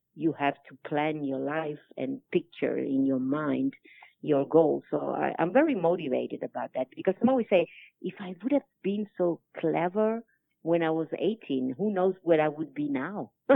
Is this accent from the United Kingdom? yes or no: no; Italy; accent: Italian; English is a second language; most of my talk normally is Italian with my Italian accent.